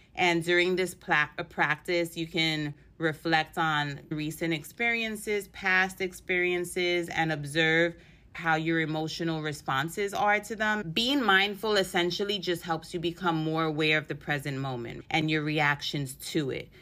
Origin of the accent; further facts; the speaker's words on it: New York City, New York, United States; I'm from New York City